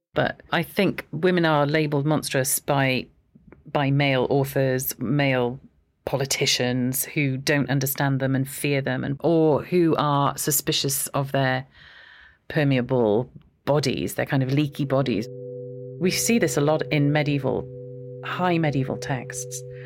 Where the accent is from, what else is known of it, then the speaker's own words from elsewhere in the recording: Aberystwyth, Wales, United Kingdom; I am Welsh. So I was born in Aberystwyth